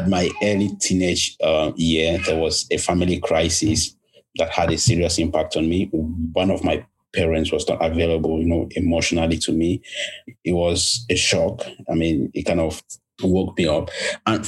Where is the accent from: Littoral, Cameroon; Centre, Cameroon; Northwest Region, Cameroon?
Northwest Region, Cameroon; Bamenda; I am Cameroon from Bamenda. Of course, the beautiful city, the best place in the world. But, you know, I grew up in a family of three